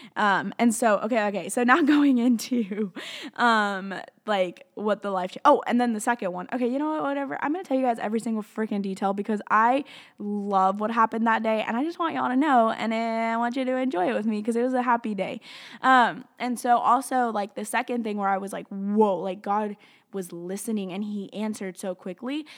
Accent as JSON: {"language": "English", "region": "Tennessee and Alabama", "country": "United States", "tie": "born or raised there", "moved": "yes", "said": "grew up in Tennessee and Alabama"}